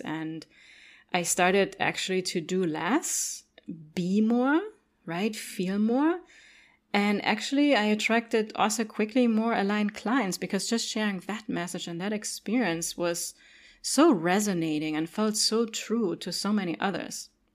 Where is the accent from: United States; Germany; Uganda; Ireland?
Germany; English is a second language; moved away; also born or lived in Cologne; I grew up in Germany